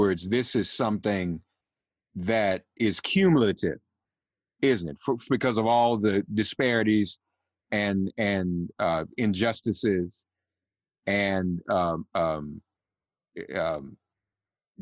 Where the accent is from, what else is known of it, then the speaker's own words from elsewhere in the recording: Nashville, Tennessee, United States; I grew up in Nashville